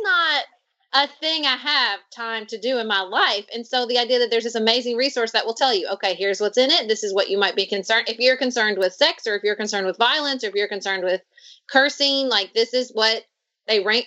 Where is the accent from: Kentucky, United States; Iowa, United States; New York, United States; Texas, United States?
Kentucky, United States; accent: North Carolina; also born or lived in North Carolina; we are both from Kentucky